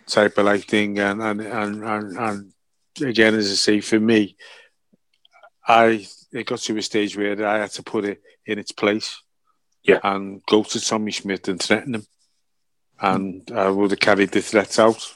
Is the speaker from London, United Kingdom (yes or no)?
no; Liverpool, North West England, United Kingdom; my hometown club